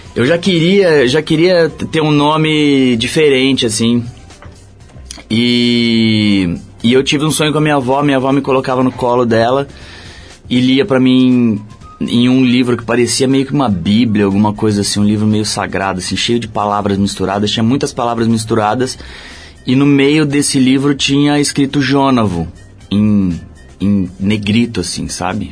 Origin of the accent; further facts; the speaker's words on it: Campo Grande, Mato Grosso do Sul, Brazil; moved away as an adult; also born or lived in São Paulo; Eu vim eu vim de Campo Grande com, com 14 anos, 13 para 14 anos. Morei até os 16, 17 aqui, onde eu fiz, estudei na escola e tal, e fiz, estudei música e depois voltei para Campo Grande